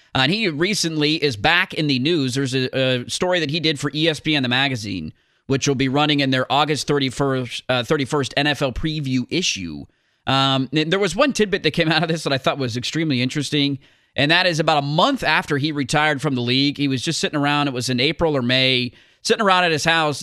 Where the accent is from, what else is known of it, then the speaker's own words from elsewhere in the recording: Portland, Oregon, United States; I grew up in Portland